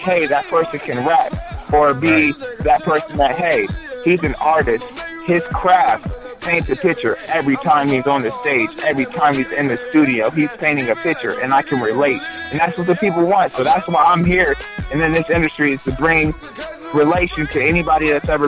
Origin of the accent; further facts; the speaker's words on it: Delaware, Ohio, United States; now in Columbus, United States; originally I was from Delaware, Ohio, and everybody in Delaware knows me